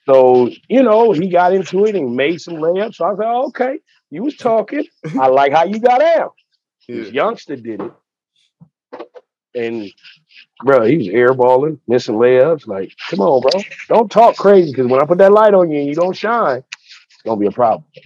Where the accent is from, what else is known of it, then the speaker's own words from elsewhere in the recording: Pasadena, California, United States; also born or lived in Venice, Los Angeles; now in Los Angeles, United States; I'm from Pasadena